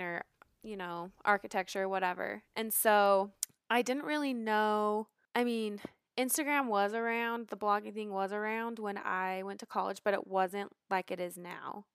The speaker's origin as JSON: {"language": "English", "town": "Salt Lake City", "region": "Utah", "country": "United States", "tie": "born or raised there", "also_born_or_lived": "Los Angeles", "said": "I was born and raised in Salt Lake City, Utah."}